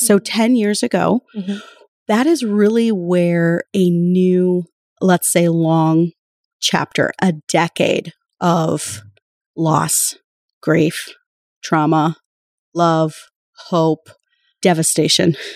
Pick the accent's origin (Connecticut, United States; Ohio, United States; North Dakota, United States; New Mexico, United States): North Dakota, United States; Spirit Lake Nation, central; moved away as an adult; also born or lived in Fargo-Moorhead; now in Fargo, United States; I am from Spirit Lake Nation, which is on the Dakota Reservation in central North Dakota